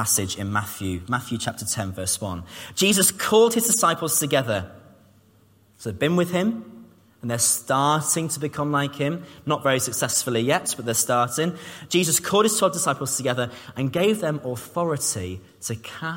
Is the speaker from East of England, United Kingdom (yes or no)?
yes; Cambridge, East of England, United Kingdom; moved away; I was from Cambridge. I grew up in Cambridge. I didn't have a Scouse accent